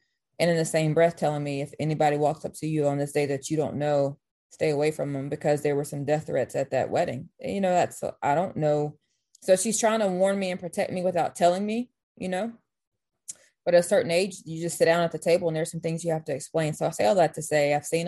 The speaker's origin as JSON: {"language": "English", "town": "Meridian", "region": "Mississippi", "country": "United States", "tie": "born or raised there", "said": "I'm from Meridian, Mississippi"}